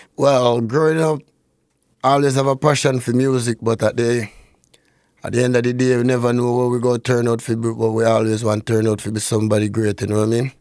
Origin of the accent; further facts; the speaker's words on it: Norwood, Saint James, Jamaica; now in Canada; I grew up in Saint James.